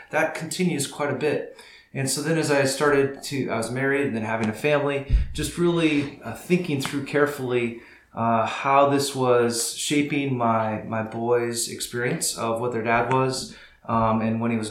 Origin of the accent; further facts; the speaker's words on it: northern Iowa, United States; now in Pella, United States; my story begins on a small farm in northern Iowa, and I grew up there with my family.